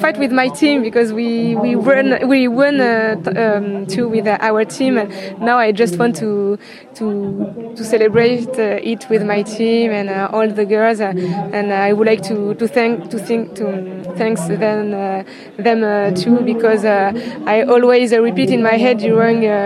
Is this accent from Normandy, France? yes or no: yes; Normandy, France; English is a second language; moved away as an adult; also born or lived in Réunion / Pyrenees; I'm from Normandy. Normandy is on the northwest of the France.